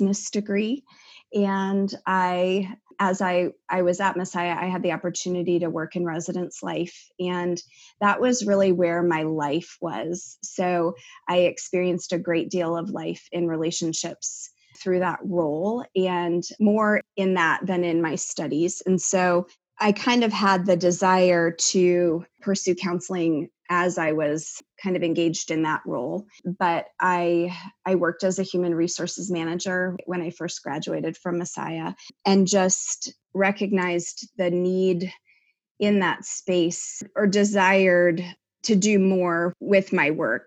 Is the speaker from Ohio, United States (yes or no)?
no; near Richmond, in Chesterfield County, Virginia, United States; I grew up near Richmond, Virginia, in Chesterfield County